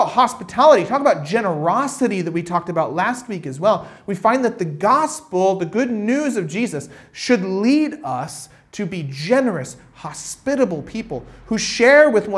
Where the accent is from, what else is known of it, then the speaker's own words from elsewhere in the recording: United States; I'm from America